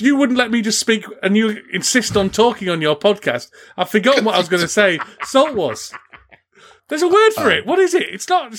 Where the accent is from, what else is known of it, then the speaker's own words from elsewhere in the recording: Yorkshire and the Humber, United Kingdom; West Yorkshire. State? West Yorkshire.